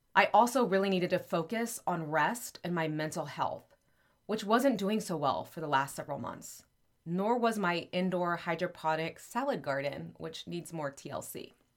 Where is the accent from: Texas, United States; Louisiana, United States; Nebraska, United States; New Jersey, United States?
Texas, United States; there is a city called Happy in my home state of Texas